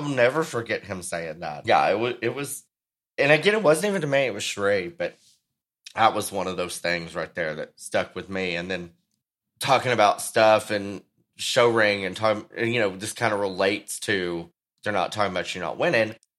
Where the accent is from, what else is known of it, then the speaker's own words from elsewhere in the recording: Texas, United States; my home state